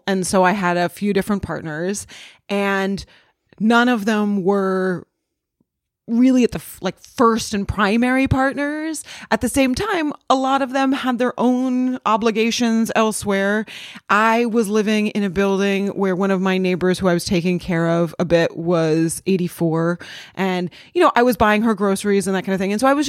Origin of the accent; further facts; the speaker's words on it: Los Angeles, California, United States; I'm from Los Angeles and there's a similar, I mean, Los Angeles just is really sprawling.